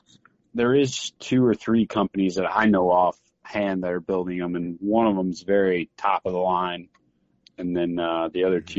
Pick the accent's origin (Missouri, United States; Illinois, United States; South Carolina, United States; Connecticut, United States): Missouri, United States; I grew up hunting in Missouri, deer hunting with a 243.